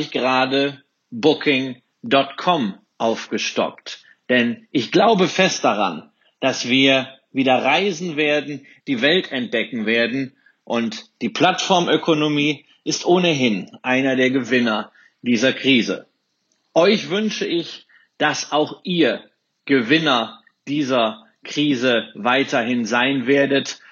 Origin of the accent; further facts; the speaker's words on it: Rhineland, Germany; als Rheinländer